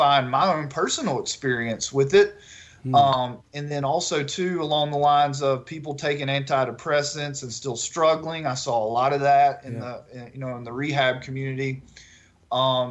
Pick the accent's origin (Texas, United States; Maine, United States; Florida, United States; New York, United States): Texas, United States; Northeast; moved away as an adult; now in Baton Rouge, United States; I grew up in Northeast Texas.